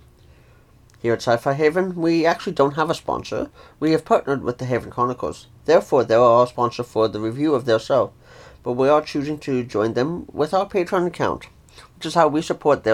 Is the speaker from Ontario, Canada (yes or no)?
yes; Ontario, Canada; I'm from Ontario, Canada